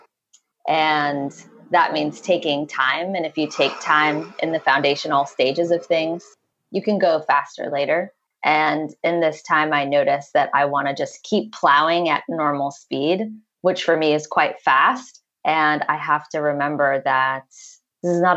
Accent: New York City, New York, United States; I grew up in Manhattan in New York City

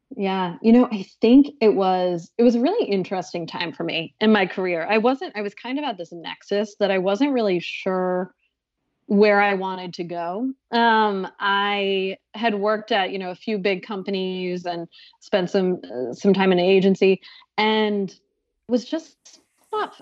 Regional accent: Boston, Massachusetts, United States; now in New York City, United States; I live in New York City now, but I'm from the Boston area

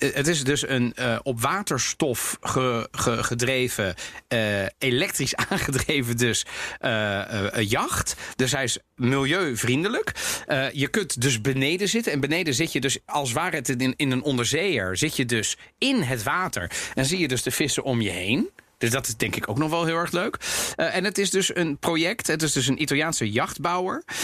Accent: Netherlands; ik ben ook opgegroeid in Nederland

